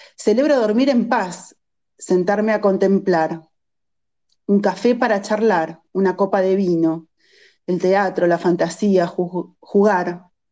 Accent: Bahía Blanca, Buenos Aires Province, Argentina; yo soy vecina de Bahía Blanca

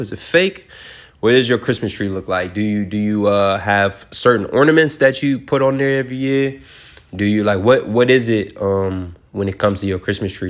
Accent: Detroit, Michigan, United States; I'm from Detroit

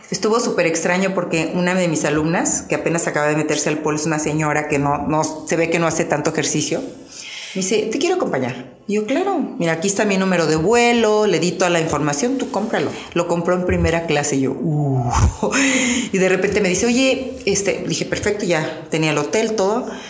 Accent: Mexico; Me siento súper orgullosa de ser mexicana

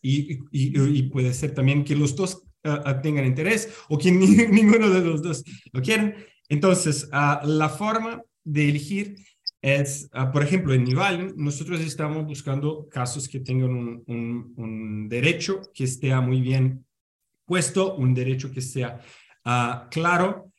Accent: Brazil; Spanish is a second language; mi español está lejos de ser bueno, yo soy eh, brasileño

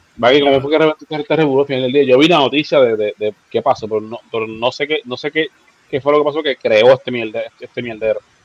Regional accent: San Juan, Puerto Rico; yo me crié en Santurce, en Barrio Obrero

